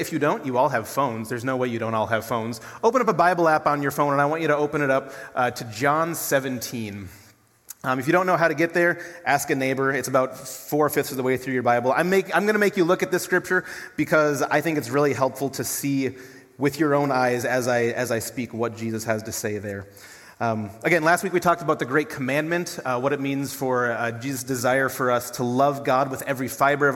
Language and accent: English; Duluth, Minnesota, United States; now in Brookings, United States; I'm from Duluth, Minnesota